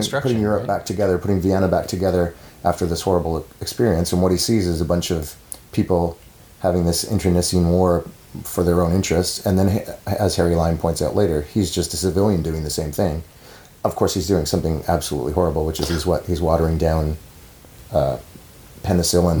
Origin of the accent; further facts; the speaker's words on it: Canada; as a Canadian